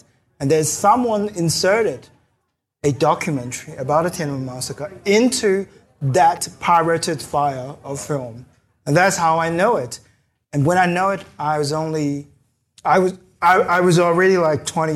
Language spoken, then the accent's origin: English; China; moved away; I grew up in China